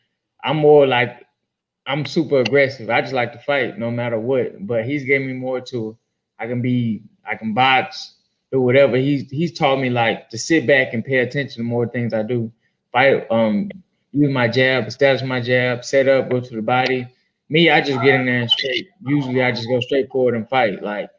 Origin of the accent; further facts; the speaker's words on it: Houston, Texas, United States; Yeah, I'm from